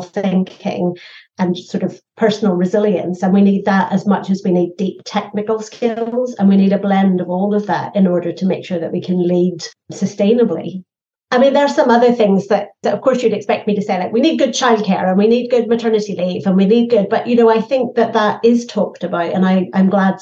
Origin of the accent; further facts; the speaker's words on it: Northern Ireland, United Kingdom; I grew up in Northern Ireland